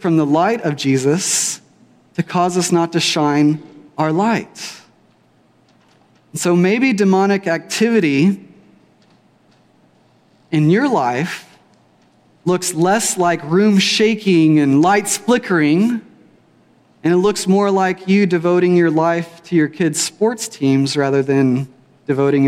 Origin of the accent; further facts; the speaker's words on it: Weatherford, Texas, United States; I grew up here in Weatherford from about age 12 on